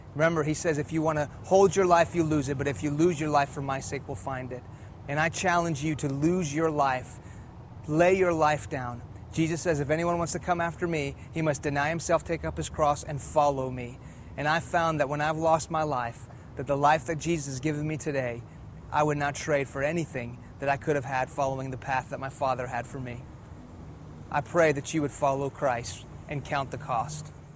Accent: Houston, Texas, United States; first language Persian; English is a second language; also born or lived in Iran; I was born here in Houston, Texas. When I was two years old, my family moved back to Iran, where my parents are from. In the late 70s, an Islamic revolution hit that country, and we moved back to Houston when I was in the middle of first grade. I didn't speak English, I spoke Farsi

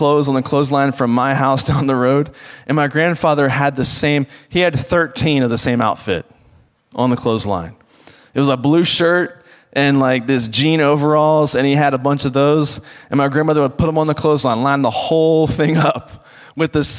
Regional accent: rural Virginia, United States; I grew up around the Washington, D.C. area because it sounds cooler than where I actually did grow up, which is in the rural part of Virginia. And because the reality is I grew up on a farm

